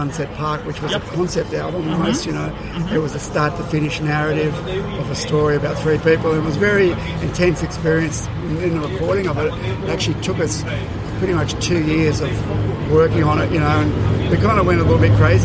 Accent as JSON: {"language": "English", "town": "Sydney", "region": "New South Wales", "country": "Australia", "tie": "born or raised there", "said": "I'm from Sydney, I'm born and bred in Sydney"}